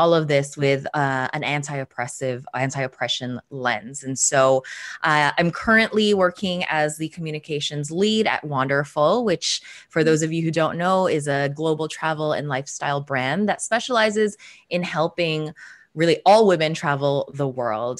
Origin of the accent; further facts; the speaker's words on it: Toronto, Ontario, Canada; also born or lived in Philippines; I am Filipina Canadian. I was born in the Philippines and moved to Toronto, Canada when I was 4 years old